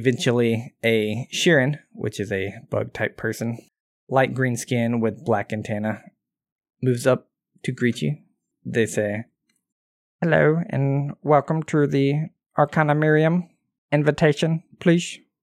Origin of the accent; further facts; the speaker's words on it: Southern, United States; accent: Southern; That's my Southern accent.